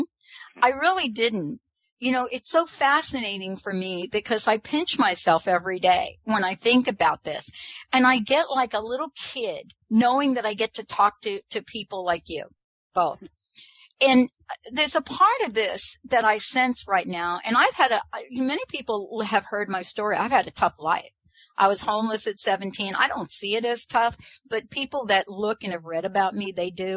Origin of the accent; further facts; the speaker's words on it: New York, United States; I'm from New York